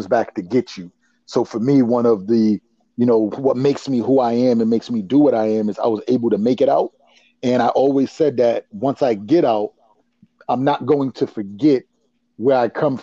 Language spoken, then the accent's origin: English; Providence, Rhode Island, United States; Grew up in Rhode Island, Providence, that little speck on the map.